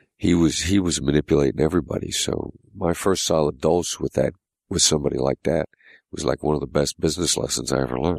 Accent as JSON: {"language": "English", "town": "Mount Pleasant", "region": "Iowa", "country": "United States", "tie": "born or raised there", "moved": "yes", "said": "I grew up in a small town in Iowa"}